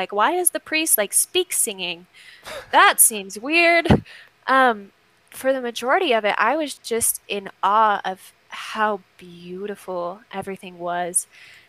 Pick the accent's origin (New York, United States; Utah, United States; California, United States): Utah, United States; growing up in Utah, there are not a lot of Catholics here, right?